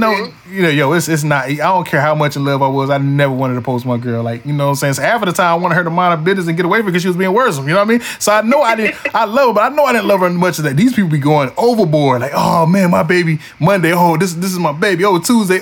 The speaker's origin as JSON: {"language": "English", "town": "Wilson", "region": "North Carolina", "country": "United States", "tie": "born or raised there", "said": "my hometown of Wilson, North Carolina. 252"}